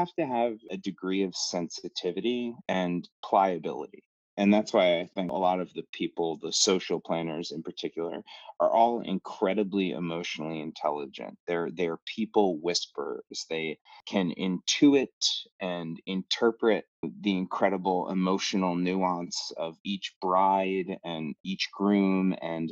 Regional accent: Jersey Shore, New Jersey, United States; also born or lived in New York City; I grew up at the Jersey Shore.

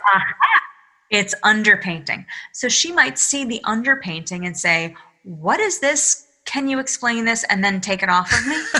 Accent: Massachusetts, United States; now in New York, United States; I call myself a masshole because I'm from Massachusetts

